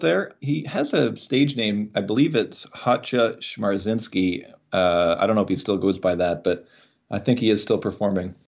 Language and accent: English; Canada; as a Canadian